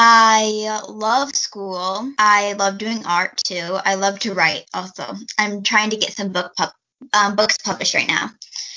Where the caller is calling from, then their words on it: Fort Wayne, Indiana, United States; I am 11 years old. And right now, I am calling from Fort Wayne, Indiana.